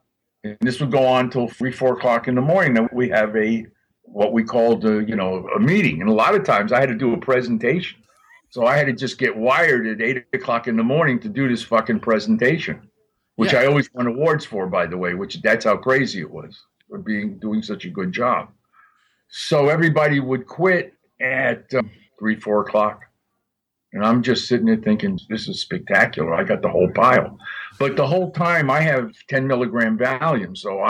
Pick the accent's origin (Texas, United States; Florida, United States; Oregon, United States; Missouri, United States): Florida, United States; Miami; And since I came from Miami and I knew I had the best, I didn't give a shit.